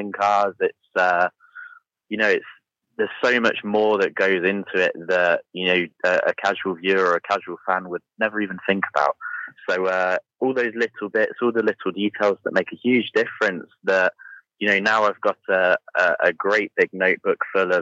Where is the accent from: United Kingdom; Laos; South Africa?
United Kingdom; even coming from the UK